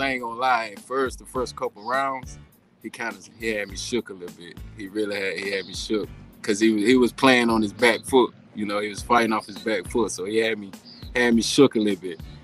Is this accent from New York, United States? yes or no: no; around Savannah, Georgia, United States; moved away as an adult; now in Texas, United States; I'm actually uh, from around uh, uh, Savannah, Georgia. It's called it's called Riceville, Georgia